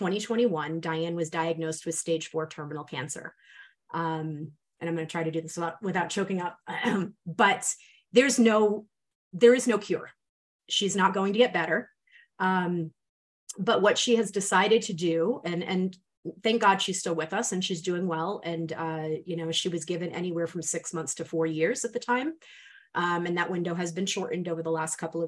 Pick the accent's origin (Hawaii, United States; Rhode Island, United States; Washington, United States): Rhode Island, United States; accent: New England; I'm from Rhode Island.